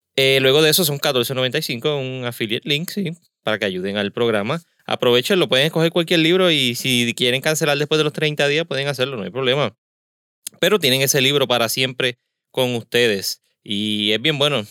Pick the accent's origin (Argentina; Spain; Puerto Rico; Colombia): Puerto Rico; Caguas; also born or lived in San Juan; Pero donde me crié, en Cagua